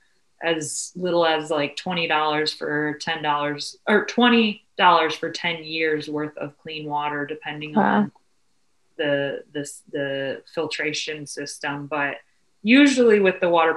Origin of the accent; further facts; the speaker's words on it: Cleveland, Ohio, United States; being born and raised in Cleveland